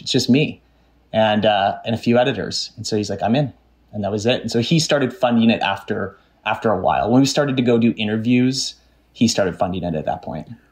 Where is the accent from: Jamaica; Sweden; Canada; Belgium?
Canada; growing up in Canada and living in Canada